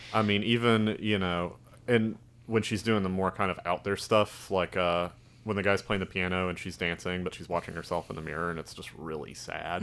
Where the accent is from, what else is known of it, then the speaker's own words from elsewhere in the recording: Alabama, United States; accent: Southern drawl; I'm from Alabama, they're like, "You don't sound like it."